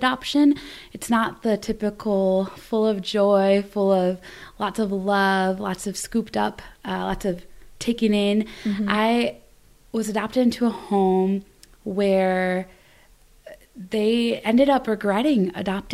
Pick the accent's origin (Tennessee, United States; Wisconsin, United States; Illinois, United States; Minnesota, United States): Wisconsin, United States; also born or lived in Sarita Vihar, India; I grew up in Wisconsin